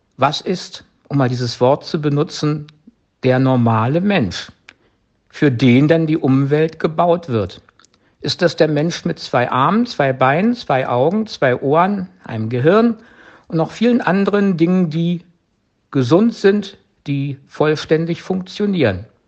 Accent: Germany; bei uns in Deutschland

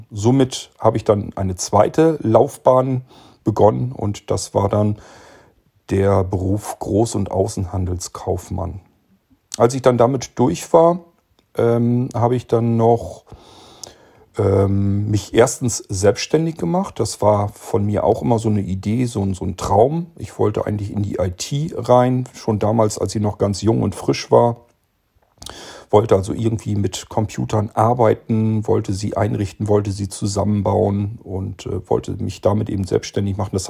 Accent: Barenburg, Lower Saxony, Germany; born there; Und ähm, ich bin geboren 1970 in Barenburg. Das ist im Norddeutschland auf dem Plattenlande sozusagen ein kleiner Ort zwischen Minden und Bremen, so ziemlich mittig da drin.

